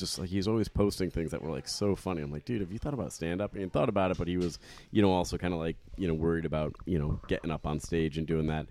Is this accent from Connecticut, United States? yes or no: yes; Trumbull, Connecticut, United States; my hometown of Trumbull, Connecticut